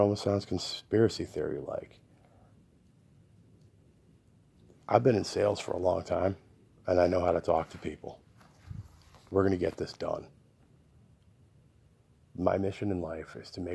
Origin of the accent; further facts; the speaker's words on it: Connecticut, United States; now in Texas, United States; I grew up in Connecticut. I grew up in New England in a really small town